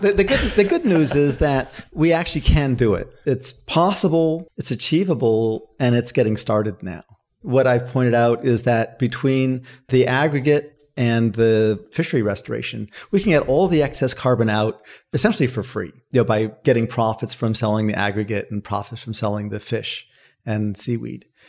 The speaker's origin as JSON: {"language": "English", "country": "United States", "tie": "born or raised there", "said": "I grew up in Washington"}